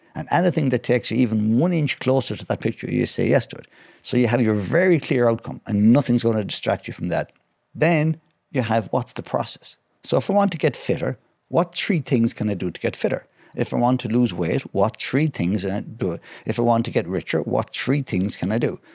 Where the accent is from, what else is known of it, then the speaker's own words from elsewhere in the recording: west of Ireland, Ireland; I'm from, uh, the west of Ireland, a lovely place called Glennameadie